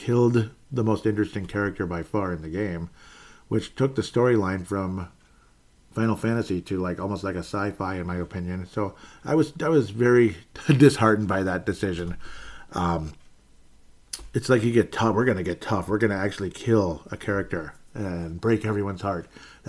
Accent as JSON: {"language": "English", "country": "Canada", "said": "You know, being a Canadian, and unfortunately, I think I ruined that because he doesn't say it anymore."}